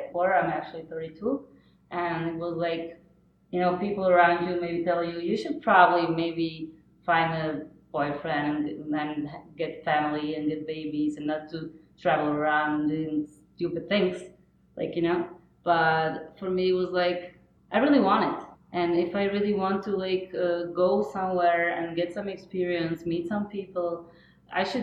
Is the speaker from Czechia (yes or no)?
yes; Czechia; also born or lived in Berlin / Prague; I come from Czech Republic.